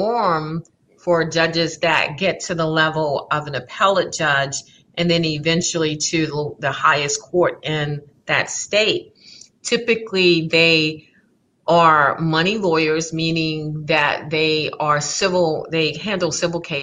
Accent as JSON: {"language": "English", "town": "Baton Rouge", "region": "Louisiana", "country": "United States", "tie": "born or raised there", "also_born_or_lived": "New Orleans, Louisiana", "said": "I grew up in Baton Rouge. So let's see, we lived in Scotlandville"}